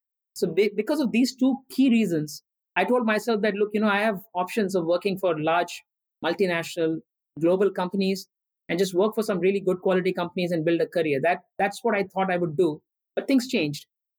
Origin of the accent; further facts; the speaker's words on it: India; also born or lived in Andhra Pradesh / Assam / Orissa / Rajasthan; I was born in Andhra Pradesh, a state in India. I grew up in Assam, Orissa, and Rajasthan. These are different states in different parts of the country.